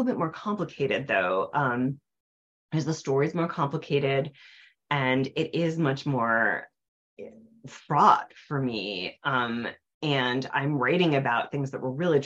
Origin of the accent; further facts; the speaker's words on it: Nyack, New York, United States; now in Cambridge, United States; my hometown, which is Nyack, New York, in the Hudson River Valley